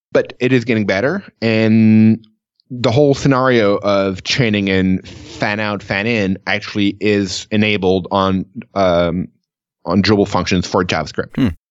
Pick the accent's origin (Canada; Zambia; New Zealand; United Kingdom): Canada; I'm Canadian